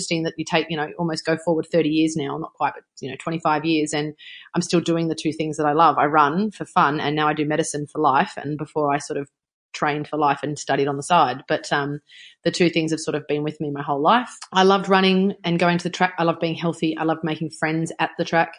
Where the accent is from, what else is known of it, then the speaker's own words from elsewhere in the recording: New South Wales, Australia; it was in my home country. It was only 35 minutes from my house